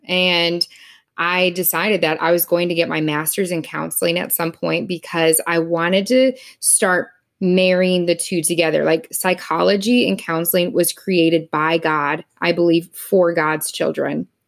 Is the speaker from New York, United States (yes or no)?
no; Wisconsin, United States; moved away as an adult; also born or lived in Missouri; now in Indianapolis, United States; growing up in Wisconsin